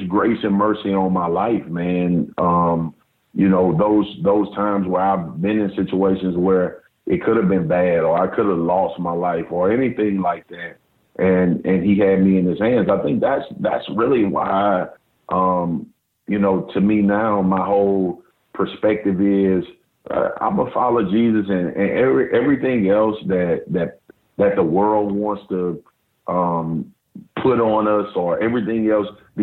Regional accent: Baton Rouge, Louisiana, United States; I grew up in South Baton Rouge.

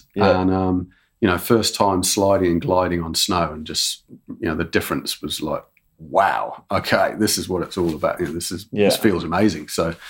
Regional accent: Shrewsbury, West Midlands, United Kingdom; Oh, I'm English.

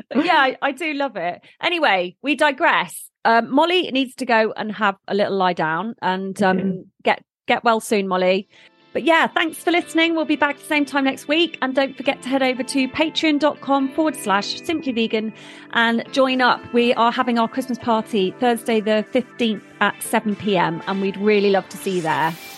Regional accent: Bournemouth, South West England, United Kingdom; I was born in Bournemouth

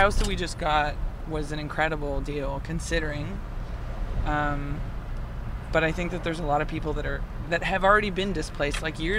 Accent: Waterdown, Ontario, Canada; I'm from Waterdown.

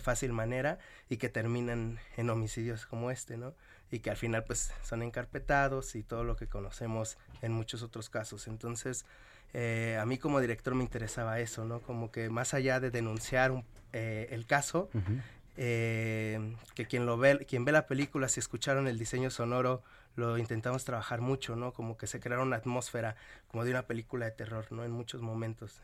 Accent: Nezahualcóyotl, State of Mexico, Mexico; De, de Nesa, del barrio donde se filmó, de donde soy

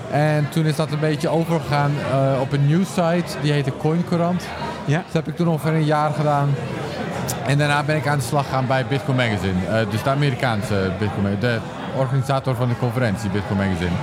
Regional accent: Netherlands; also born or lived in England; Ik ben opgegroeid in Nederland

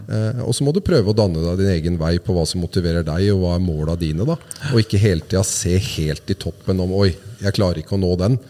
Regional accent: Oslo, Norway; Vi hadde et eh, godt idrettsmiljø hvor jeg vokste opp på på Ulsrud, som er rett ved Bøler

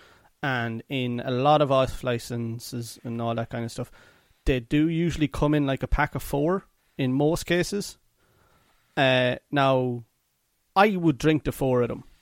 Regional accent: Athlone, Westmeath, Ireland; we're from Athlone

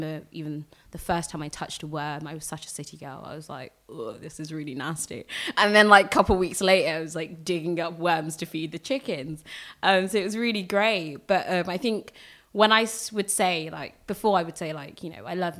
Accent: London, United Kingdom; I was born in London. I was born in Whittington Hospital, 13th of March. I grew up in Tottenham primarily.

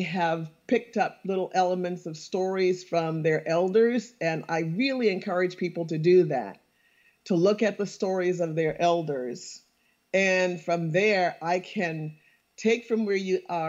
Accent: St. Helena Island, South Carolina, United States; I'm from St. Helena Island, South Carolina

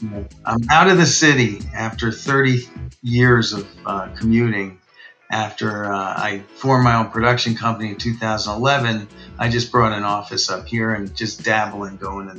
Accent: Scarsdale, New York, United States; moved away as an adult; now in Greenwich, United States; I grew up in Scarsdale, New York

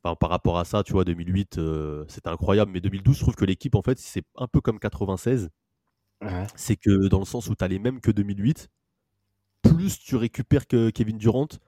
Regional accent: France; on est français

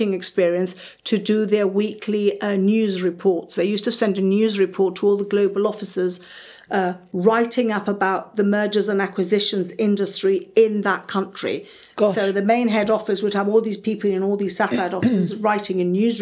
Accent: Gibraltar; moved away; also born or lived in Madrid, Spain / London; I wasn't born in London. I was born in Gibraltar.

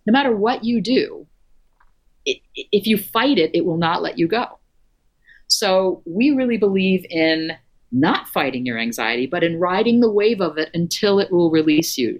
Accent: Florida, United States; I grew up in Florida

